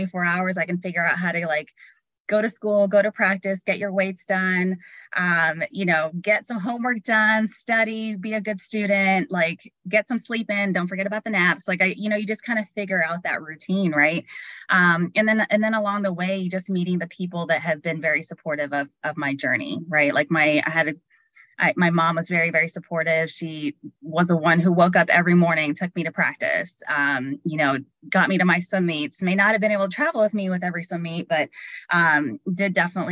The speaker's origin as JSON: {"language": "English", "town": "San Juan", "country": "Puerto Rico", "tie": "born or raised there", "said": "I grew up in San Juan, Puerto Rico, surrounded by beaches."}